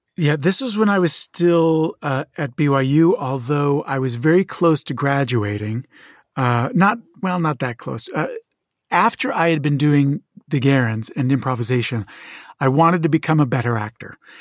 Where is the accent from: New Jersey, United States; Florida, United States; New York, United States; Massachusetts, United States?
New Jersey, United States; Moorestown; moved away as an adult; also born or lived in Chicago / Provo, Utah / Portugal; now in Los Angeles, United States; I was born in Chicago. I moved v, very young to Moorstown, New Jersey, and grew up there and lived in New Jersey, uh, southern New Jersey, very close to Philadelphia